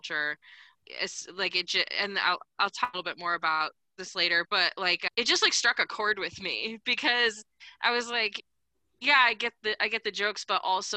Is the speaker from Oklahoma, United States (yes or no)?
no; Omaha, Nebraska, United States; I was born in Omaha, Nebraska. I now live in Omaha, Nebraska